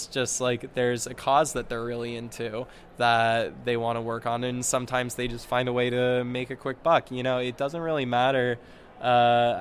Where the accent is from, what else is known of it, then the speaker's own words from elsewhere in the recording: Boulder, Colorado, United States; I'm from Boulder, Colorado